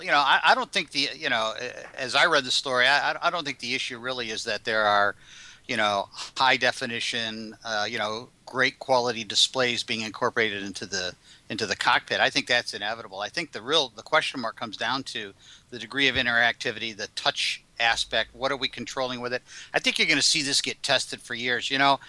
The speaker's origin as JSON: {"language": "English", "region": "Michigan", "country": "United States", "said": "I remember I'm from Michigan originally, and I lived in the Detroit area."}